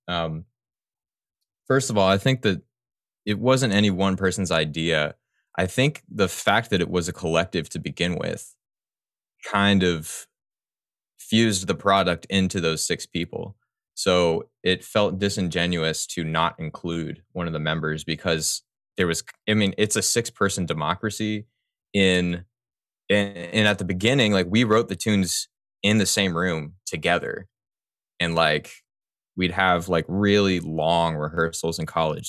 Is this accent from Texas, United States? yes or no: yes; Houston, Texas, United States; now in New Orleans, United States; I grew up in, uh, Texas, mostly